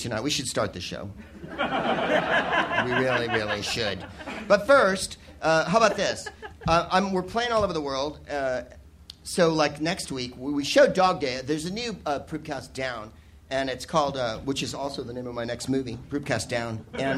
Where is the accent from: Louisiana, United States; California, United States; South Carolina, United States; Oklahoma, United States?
California, United States; San Francisco; now in Los Angeles, United States; San Francisco, my hometown